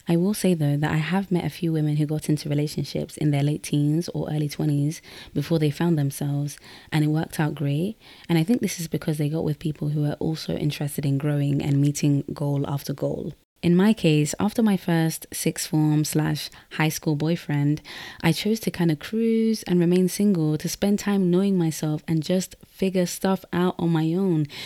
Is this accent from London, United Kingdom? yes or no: yes; London, United Kingdom; I was born and raised in London, but I'm Guinean from the Fulani tribe